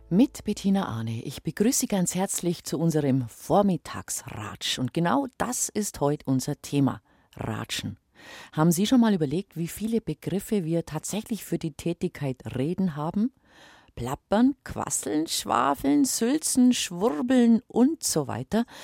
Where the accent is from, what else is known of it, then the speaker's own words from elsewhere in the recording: Bavaria, Germany; Bei uns im Allgäu, da schwätzt man.